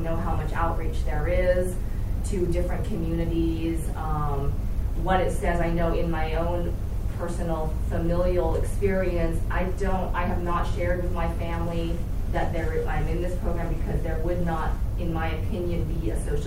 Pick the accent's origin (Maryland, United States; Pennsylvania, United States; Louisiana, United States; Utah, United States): Utah, United States; now in Los Angeles, United States; I grew up in Utah